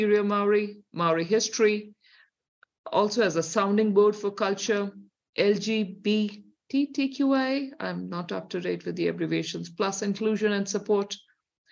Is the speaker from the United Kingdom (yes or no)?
no; India; accent: Indian; moved away as an adult; now in New Zealand; if you hear by my accent, there's a definite Indian here, which is still deep in me